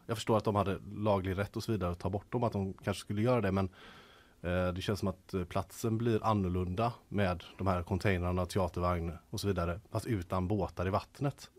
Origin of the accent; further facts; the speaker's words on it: Gothenburg, Västra Götaland, Sweden; urgöteborgare som jag är